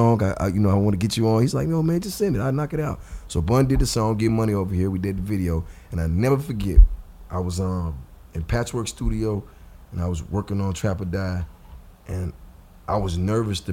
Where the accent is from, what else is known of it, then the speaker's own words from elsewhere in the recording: Georgia, United States; I'm from Georgia